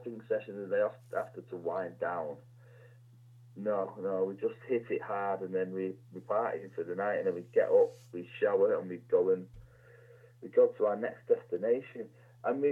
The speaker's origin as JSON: {"language": "English", "town": "Warrington", "region": "North West England", "country": "United Kingdom", "tie": "born or raised there", "said": "I grew up in a place called Warrington."}